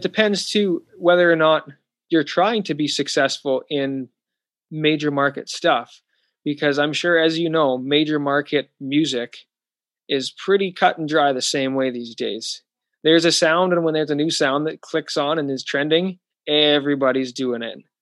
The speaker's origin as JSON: {"language": "English", "country": "Canada", "also_born_or_lived": "Saskatoon", "said": "I'm in Florida recording this, and I'm from Canada"}